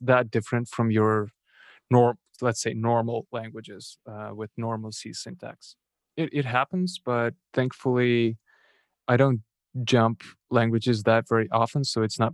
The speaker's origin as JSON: {"language": "English", "country": "Moldova", "first_language": "Russian", "second_language": "English", "moved": "yes", "said": "my first language is Russian, but since I'm from Eastern Europe, Moldova"}